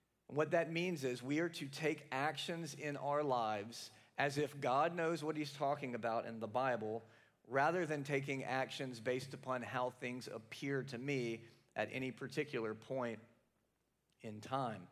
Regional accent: the South, United States; now in Capital District, New York, United States; I'm from the South

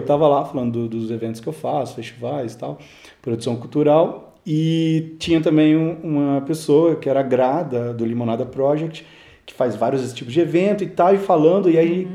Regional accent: Brasília, Federal District, Brazil; also born or lived in Sweden; eu não nasci no, no, no Brasil, nasci durante o doutorado do meu pai na Suécia. E vim para cá com quatro anos, para Brasília.

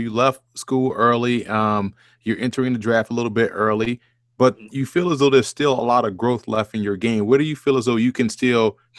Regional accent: New Orleans, Louisiana, United States; I grew up in New Orleans, and Tulane was the same way.

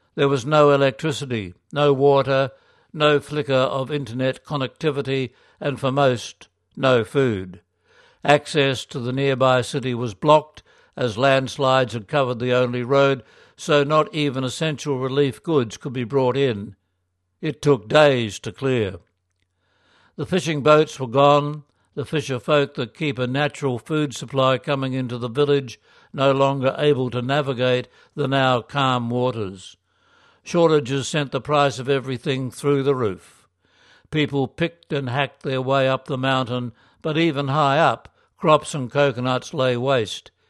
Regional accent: Philippines; moved away; my hometown

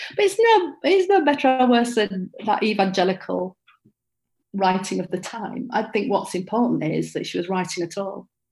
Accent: Bradford, Yorkshire and the Humber, United Kingdom; I grew up in Bradford

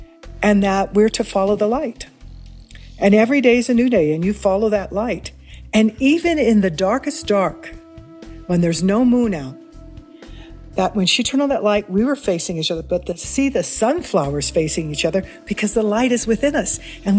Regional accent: Kansas City, Missouri, United States; Well, I grew up in Missouri, in Kansas City.

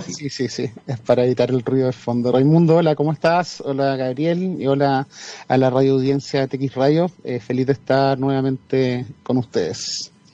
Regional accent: Chile; first language Spanish; also born or lived in Singapore; Chile tiraba más en ese momento y, quise volver a mi tierra

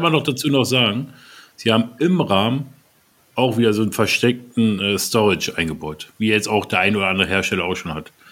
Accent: Berlin, Germany; Wir Berliner

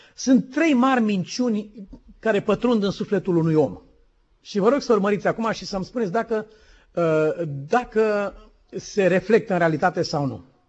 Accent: Romania; suntem români

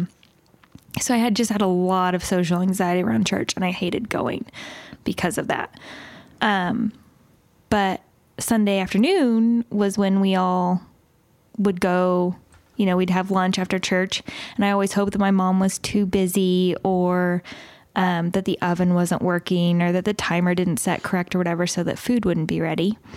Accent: the Bible Belt, United States; I grew up in the Bible Belt

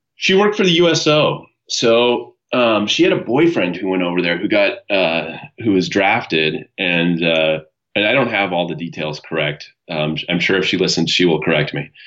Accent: San Diego, California, United States; now in Ventura, United States; I was born in San Diego, California. Um, my, uh, my parents divorced when I was pretty young, and um, I grew up primarily with my mother

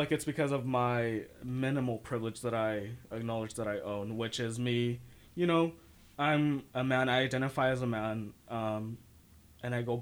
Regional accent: San Jose, California, United States; I come from San Jose, the city

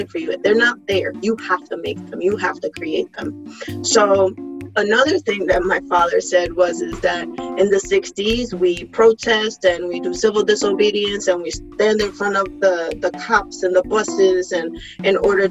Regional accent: Puerto Rico; English is a second language; moved away; I was born and raised on the island

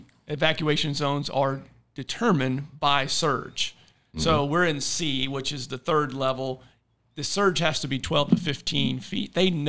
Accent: Kansas, United States; now in Florida, United States; I'm from Kansas, and now I live in Florida. So I've had tornadoes growing up as a kid, and now I have hurricanes twice now come through.

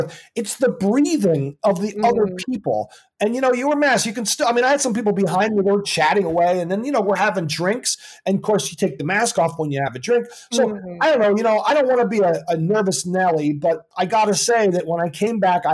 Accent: Princeton, New Jersey, United States; when I grew up in Princeton, New Jersey

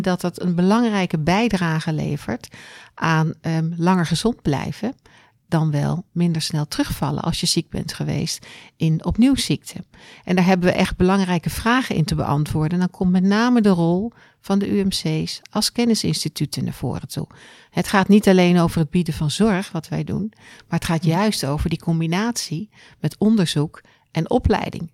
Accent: Netherlands; we ook als Nederlanders

